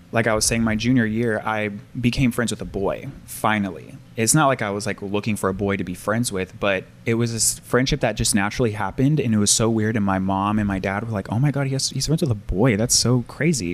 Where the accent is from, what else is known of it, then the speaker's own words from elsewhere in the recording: Portland, United States; I grew up in Portland